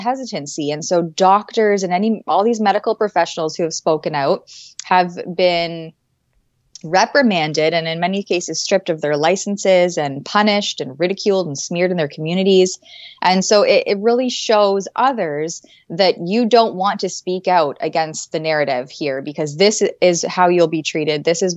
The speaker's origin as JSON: {"language": "English", "country": "Canada", "said": "as a Canadian"}